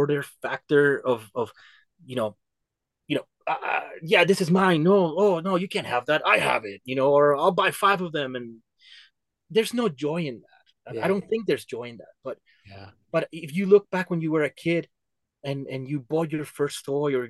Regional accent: Denver, Colorado, United States; my home state here in Colorado and Denver

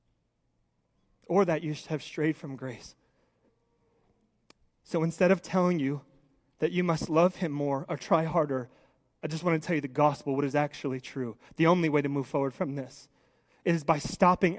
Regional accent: United States; I love being an American

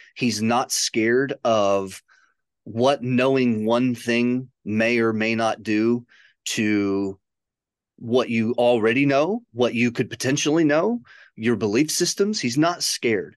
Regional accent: a suburb of Chicago, Illinois, United States; moved away; also born or lived in Michigan / Western Kentucky; grew up in a suburb of Chicago.

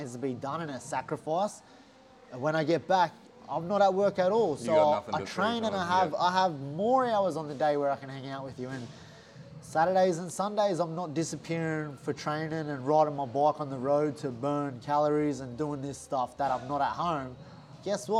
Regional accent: Gold Coast, Queensland, Australia; I've got here from the Gold Coast

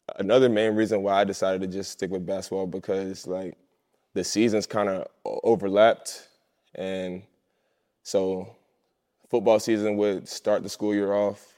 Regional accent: Columbia, South Carolina, United States; moved away; I grew up in Columbia, South Carolina my whole life.

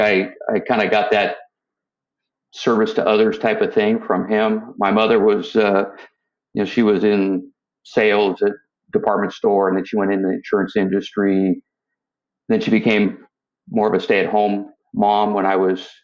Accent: San Rafael, California, United States; now in San Diego, United States; So I was born in Northern California. I grew up in the city of San Rafael, which is just a little bit north of the Golden Gate Bridge

